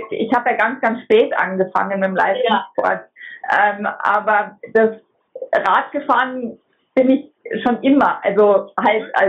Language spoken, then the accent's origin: German; Munich, Bavaria, Germany; born there; moved away; ich bin in München geboren, ich lebe aber schon seit 2005 am Bodensee.